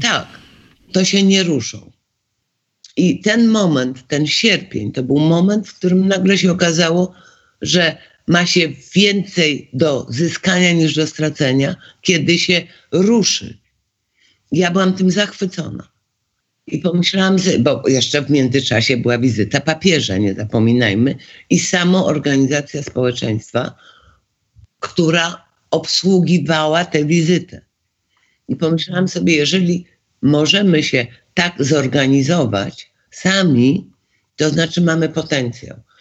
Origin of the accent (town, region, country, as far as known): Poland